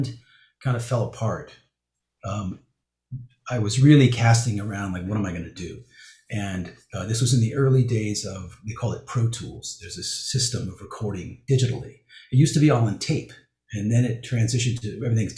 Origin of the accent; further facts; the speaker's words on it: Calabasas, California, United States; also born or lived in Pacific Palisades, Los Angeles; I grew up in the West Valley of Los Angeles, in Calabasas